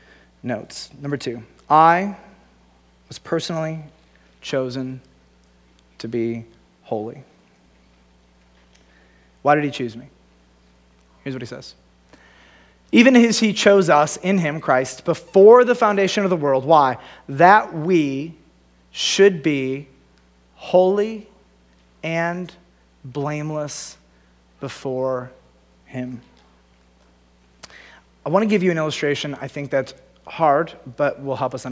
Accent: United States; as an American

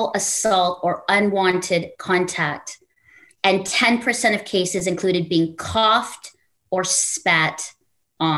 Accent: Canada; as a Filipino Canadian

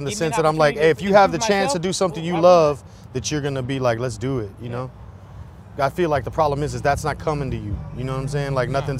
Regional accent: Houston, Texas, United States; I'm from Houston.

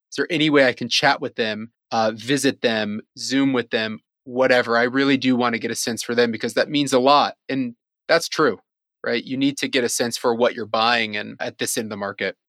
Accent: Cleveland, Ohio, United States; moved away as an adult; also born or lived in China; I'm from Cleveland, Ohio originally

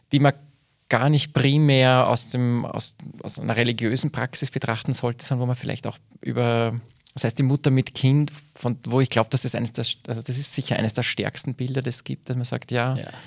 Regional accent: Altenburg, Lower Austria, Austria; Äh, ich bin aufgewachsen in Altenburg, und meine Großeltern stammen aus Röhrenbach

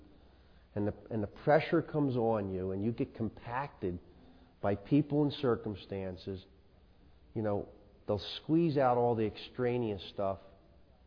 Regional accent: Philadelphia, Pennsylvania, United States; I grew up in South Philadelphia

